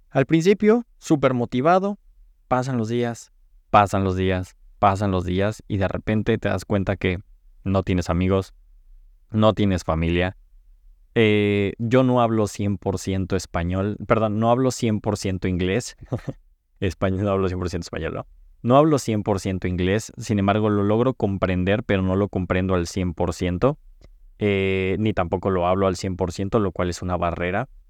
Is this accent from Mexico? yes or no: yes; Cancún, Quintana Roo, Mexico; now in Los Angeles, United States; estaba creciendo en, Cancún, yo vengo de Cancún, me mudé a Los Ángeles